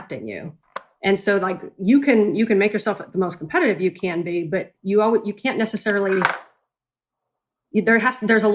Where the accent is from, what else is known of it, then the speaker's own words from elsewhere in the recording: Spokane, Washington, United States; I grew up out in Spokane, Washington